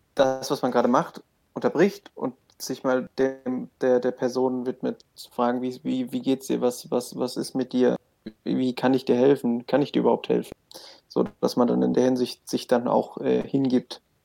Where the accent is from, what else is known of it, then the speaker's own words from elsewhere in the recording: Kölschhausen, Hesse, Germany; ich komme aus Kölschhausen, Dorf mit 800 Einwohnern, da geht nicht viel